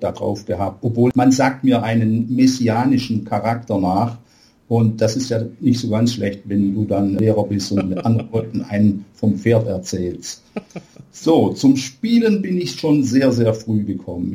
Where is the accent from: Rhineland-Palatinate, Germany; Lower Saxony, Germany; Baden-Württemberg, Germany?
Baden-Württemberg, Germany; Aalen; Bei uns in Aalen